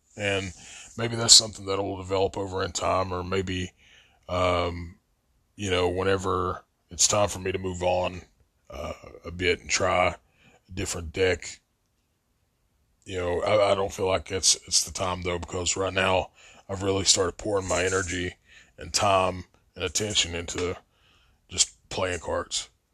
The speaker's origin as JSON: {"language": "English", "town": "Logan", "region": "West Virginia", "country": "United States", "tie": "born or raised there", "said": "I was growing up in Logan"}